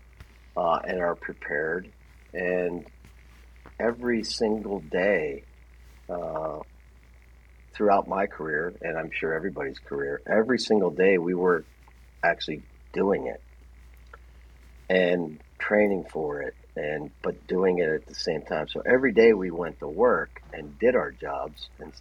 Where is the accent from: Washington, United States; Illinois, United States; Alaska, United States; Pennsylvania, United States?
Pennsylvania, United States; Lock Haven; moved away as an adult; I grew up near Lock Haven, Pennsylvania, where the home of Piper Aircraft was